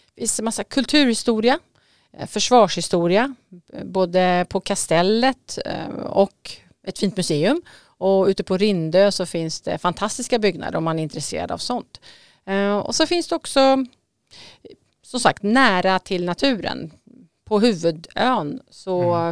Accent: Södermanland, Sweden; moved away as an adult; now in Vaxholm, Sweden; Jag kommer faktiskt ifrån Sörmland

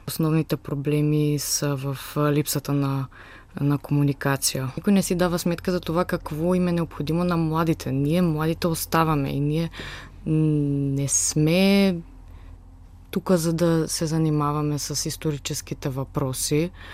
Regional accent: Skopje, North Macedonia; now in Sofia, Bulgaria; от Скопия съм, от Република Северна Македония

